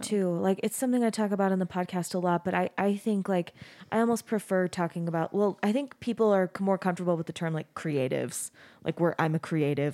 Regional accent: Arizona, United States; moved away as an adult; now in Utah, United States; I grew up in Arizona, we grew up in Arizona and I moved out of the house, I moved out of state

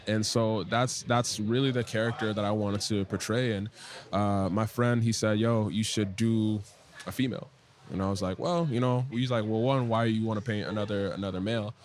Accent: Ghana; now in Washington, D.C., United States; I am a Ghanaian born, uh, DC based artist

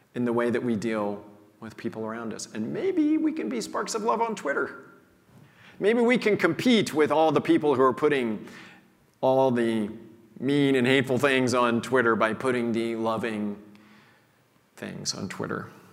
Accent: Missouri, United States; I grew up in a small town in Missouri

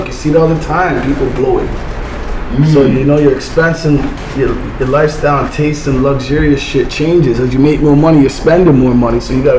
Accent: Missouri, United States; I'm from Show Me Land at the end of the day, straight up

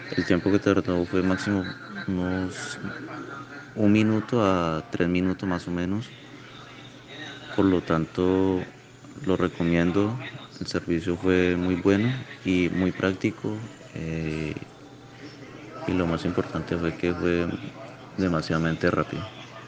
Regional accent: Colombia; soy del país de Colombia

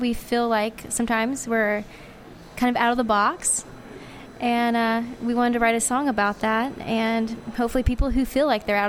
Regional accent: the South, United States; I'm country from the South, and so people back home just call it Brassel.

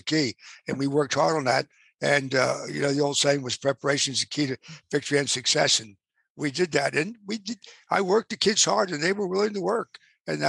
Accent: Plymouth Meeting, Pennsylvania, United States; also born or lived in Abington, Pennsylvania; I ran the recreation department in my hometown, which was Plymouth Meeting

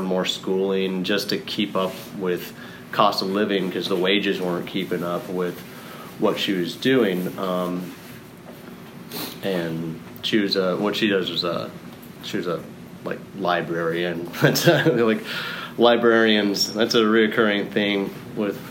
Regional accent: Dallas, Texas, United States; I was born in Dallas to two very, very Catholic individuals

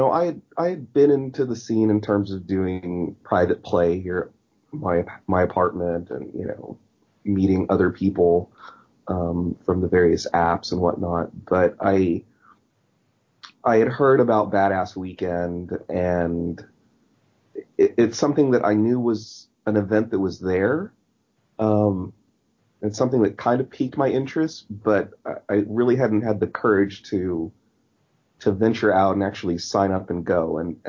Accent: Texas, United States; I am from Texas.

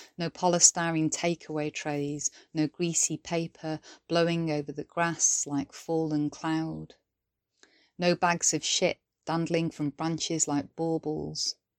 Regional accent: Welsh, Wales, United Kingdom; now in Sheffield, United Kingdom; I'm a British Welsh poet based in Sheffield, South Yorkshire

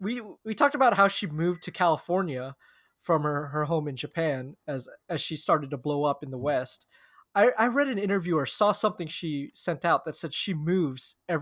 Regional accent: Philippines; As you know, I'm the Filipino bull in merino wool.

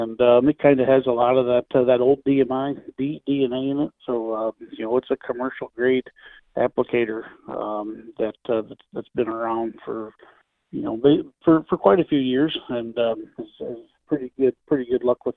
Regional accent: Illinois, United States; I grew up in Illinois

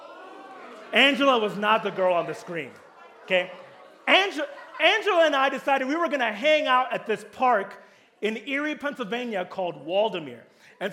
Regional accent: Kenya; also born or lived in Pittsburgh / California; now in Oceanside, United States; I was born in Kenya, moved to Pittsburgh, came to California, got a job at Mariners

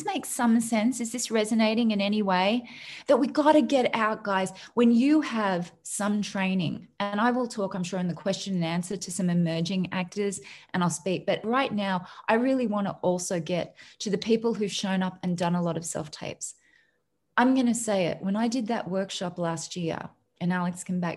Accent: Australia; moved away; I'm an Australian

